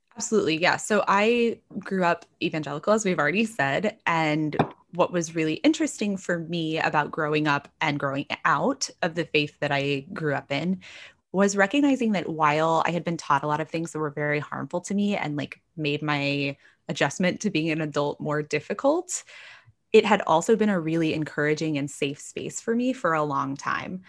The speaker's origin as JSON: {"language": "English", "region": "North Texas", "country": "United States", "tie": "born or raised there", "moved": "yes", "lives_now": "Washington, DC, United States", "said": "I grew up in North Texas, very evangelical"}